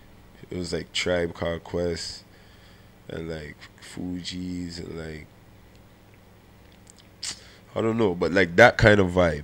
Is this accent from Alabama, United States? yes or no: yes; Alabama, United States; cause like I grew up in Alabama.